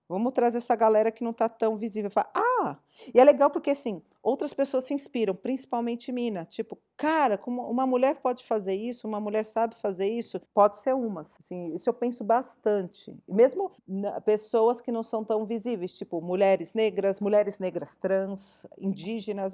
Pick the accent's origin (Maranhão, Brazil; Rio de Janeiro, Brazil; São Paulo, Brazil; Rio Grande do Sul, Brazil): São Paulo, Brazil; Eu não sou de Campinas, eu sou de São Paulo